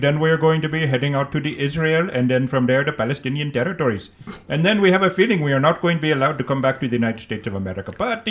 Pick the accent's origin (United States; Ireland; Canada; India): India; We don't even have the kitsunes in India.